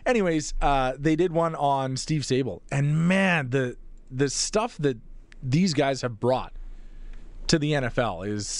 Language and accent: English; Calgary, Alberta, Canada; I grew up in Calgary.